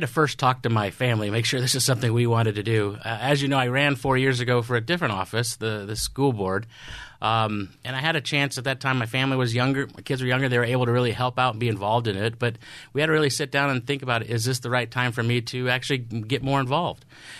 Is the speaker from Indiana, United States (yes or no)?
yes; Indianapolis, Indiana, United States; I'm from Indianapolis, Indiana. That's where my father still resides, right outside Indianapolis.